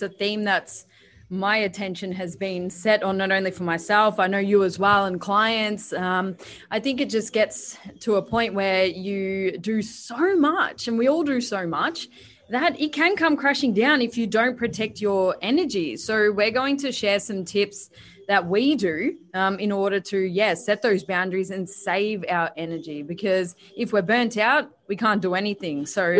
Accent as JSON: {"language": "English", "town": "Perth", "region": "Western Australia", "country": "Australia", "moved": "yes", "said": "Because I've just moved. I was from Perth, you know, came to Sydney, went to the Gold Coast, came back"}